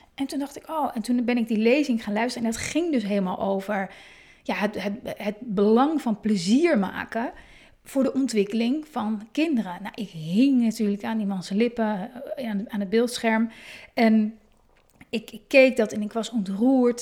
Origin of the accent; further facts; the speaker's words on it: Hoorn, North Holland, Netherlands; moved away; En ik kom uit Horend, ben ik geboren